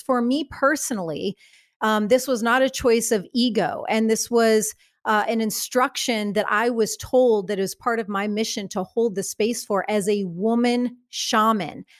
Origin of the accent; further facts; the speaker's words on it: Midwest, United States; I come from the Midwest.